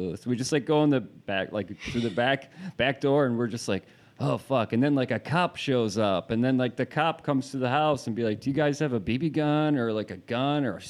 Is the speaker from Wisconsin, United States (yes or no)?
yes; Wisconsin, United States; I grew up in Wisconsin, like, a small kind of rural area